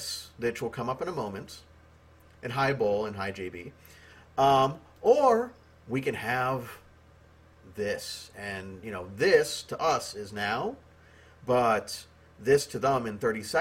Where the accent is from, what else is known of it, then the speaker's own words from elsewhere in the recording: United States; I'm American